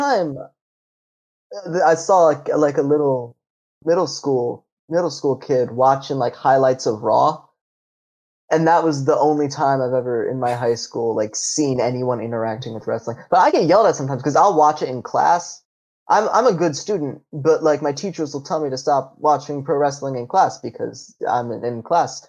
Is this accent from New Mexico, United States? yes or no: no; Ohio, United States; I'm from Ohio